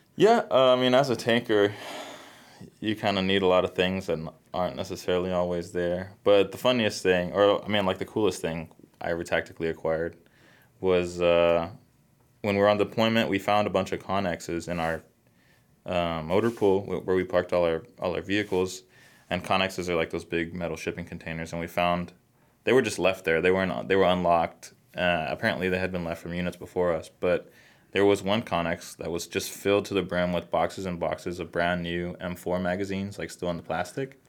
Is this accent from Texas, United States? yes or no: yes; Texas, United States; moved away as an adult; also born or lived in Colorado; I was in Colorado, but I'm originally from Texas. So we moved back to Texas